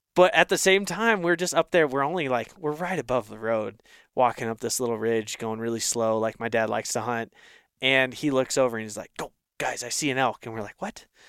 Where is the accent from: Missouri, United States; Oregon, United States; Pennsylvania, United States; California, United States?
Oregon, United States; Northeast; I grew up in Northeast Oregon